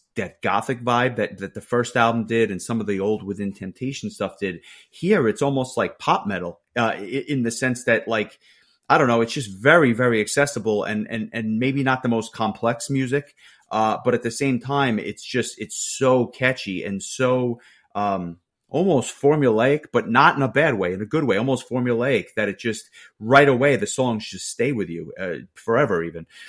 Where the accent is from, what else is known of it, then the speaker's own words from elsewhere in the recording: New York, United States; a New Yorker